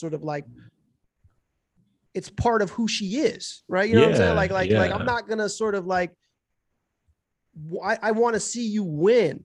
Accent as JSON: {"language": "English", "town": "Cincinnati", "region": "Ohio", "country": "United States", "tie": "born or raised there", "also_born_or_lived": "California", "said": "I was like 9, almost 10 when we left and came to Cincinnati area. Right. So, and then sort of pretty much from that point until I was an adult, I was there"}